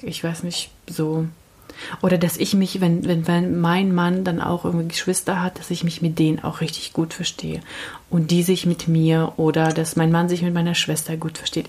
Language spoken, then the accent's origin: German; Kazakhstan; now in Germany; aus Kasachstan und Russisch